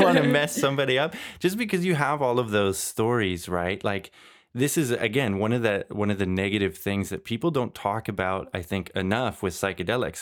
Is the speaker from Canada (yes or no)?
yes; Canada; moved away as an adult; also born or lived in Germany; now in Belgium; I grew up in Canada